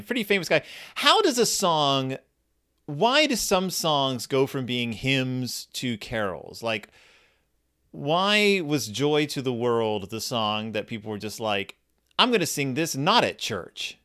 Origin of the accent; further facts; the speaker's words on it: Texas, United States; I grew up in Texas